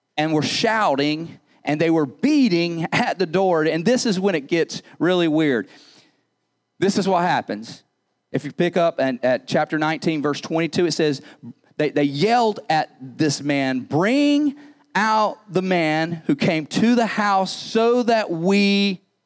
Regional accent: United States; As Americans

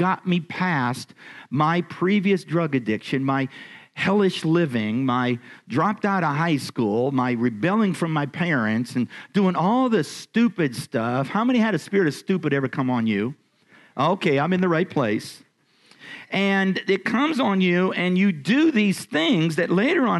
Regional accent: Erie, Pennsylvania, United States; I was born in Erie, Pennsylvania

